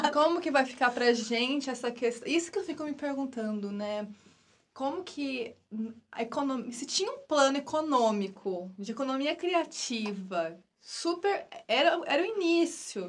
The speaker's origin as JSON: {"language": "Portuguese", "country": "Brazil", "said": "eu adoro o país, nosso país, mas eu acho que antes de ser brasileira, eu sou muito latina"}